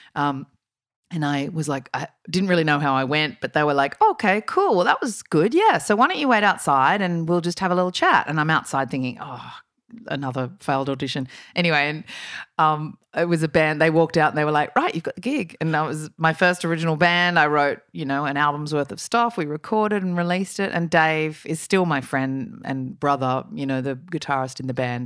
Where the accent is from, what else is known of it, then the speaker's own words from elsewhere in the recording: Sydney, New South Wales, Australia; I grew up in Sydney